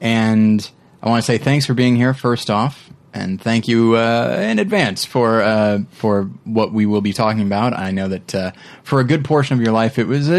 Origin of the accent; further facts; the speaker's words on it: Bakersfield, California, United States; moved away; I am originally from California myself, but I'm from the part of California nobody likes to be from, which is the Bakersfield area.